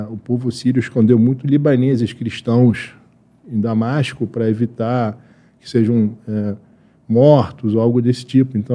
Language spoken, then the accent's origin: Portuguese; Brazil; born there; Mas eu nasci aqui no Brasil